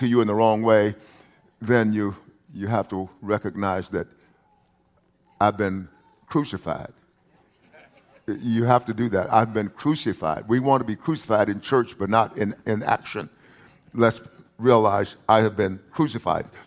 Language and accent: English; United States; I'm speaking from the United States of America